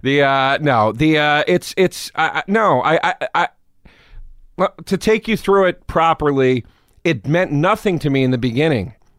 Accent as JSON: {"language": "English", "town": "Trappe", "region": "Pennsylvania", "country": "United States", "tie": "born or raised there", "also_born_or_lived": "Philadelphia, Pennsylvania", "said": "I was born in Philly"}